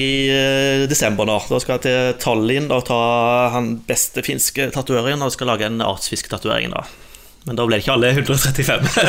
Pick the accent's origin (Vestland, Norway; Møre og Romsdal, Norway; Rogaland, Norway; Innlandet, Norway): Innlandet, Norway; jeg er oppvokst i Innlandet delvis.